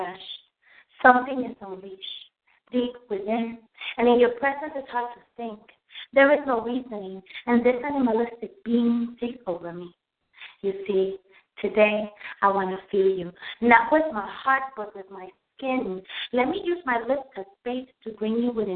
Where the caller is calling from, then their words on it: Virginia, United States; I'm calling from Virginia